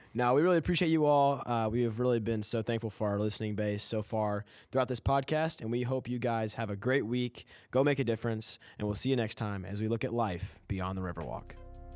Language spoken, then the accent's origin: English; Kentucky, United States; I'm from Kentucky.